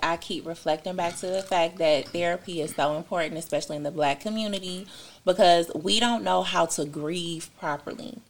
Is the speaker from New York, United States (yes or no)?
no; Detroit, Michigan, United States; I'm from Detroit